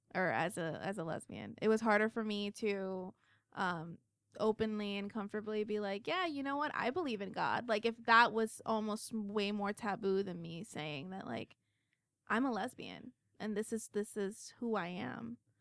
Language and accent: English; United States; I'm the American